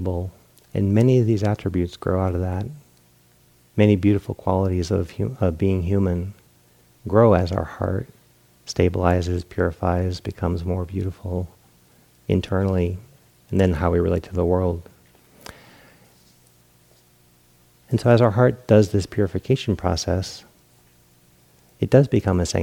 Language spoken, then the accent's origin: English; East Coast, United States; moved away; I grew up on the East Coast